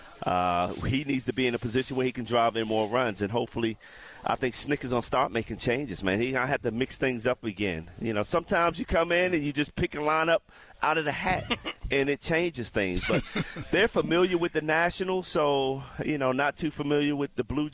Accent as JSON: {"language": "English", "town": "Baltimore", "region": "Maryland", "country": "United States", "tie": "born or raised there", "said": "I grew up in Baltimore"}